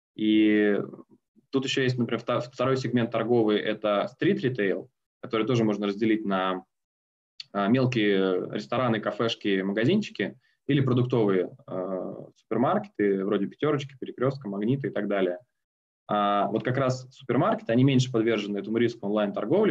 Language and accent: Russian; Omsk, Omsk Oblast, Russia; moved away as an adult; now in Moscow, Russia; Омский филиал в моем родном городе. Э, потом переехал в Москву